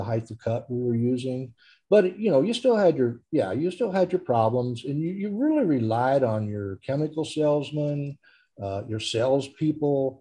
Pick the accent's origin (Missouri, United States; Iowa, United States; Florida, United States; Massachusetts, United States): Iowa, United States; Newton; I grew up in Newton